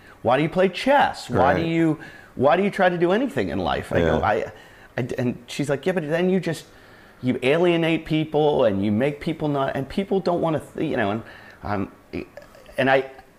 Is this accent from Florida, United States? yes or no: no; Pittsburgh, Pennsylvania, United States; I grew up in Pittsburgh, and my dad worked with the University of Pittsburgh football team